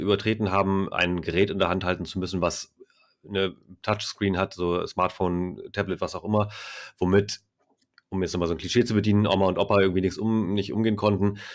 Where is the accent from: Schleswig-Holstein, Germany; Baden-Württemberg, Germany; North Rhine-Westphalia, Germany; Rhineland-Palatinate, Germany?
Schleswig-Holstein, Germany; Itzehoe; moved away; ich bin da groß geworden. Also von 87 bis 2008